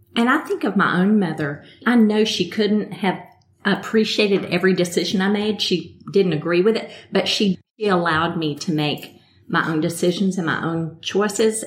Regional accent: Midland, Texas, United States; moved away as an adult; now in Pensacola, United States; I'm originally from West Texas, Midland, Texas

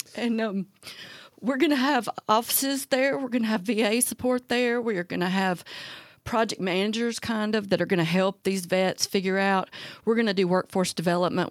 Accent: Talladega, Alabama, United States; moved away; I'm originally from Talladega

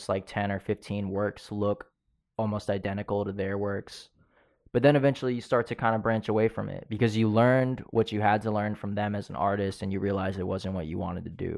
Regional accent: Philippines; I'm Filipino. I could do that.

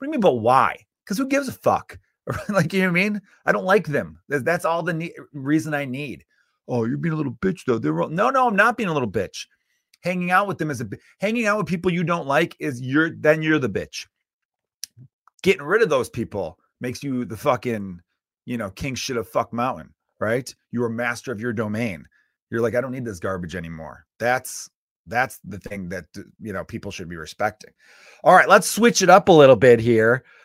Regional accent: United States; as an American

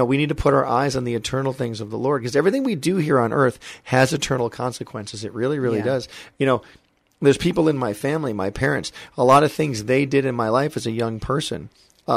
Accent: Michigan, United States; moved away as an adult; also born or lived in Hollywood, California; I'm a kid from Michigan who came to Hollywood when I was 18 years old

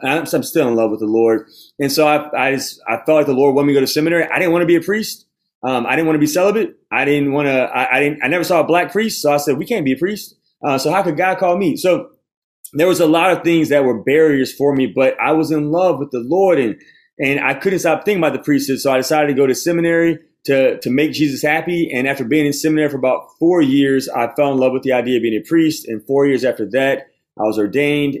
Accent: Baton Rouge, Louisiana, United States; I'm from the Diocese of Baton Rouge

